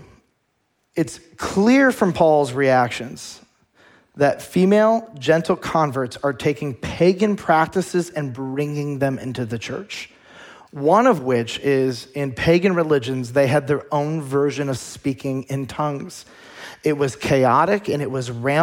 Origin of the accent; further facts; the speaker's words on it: United States; as American Christians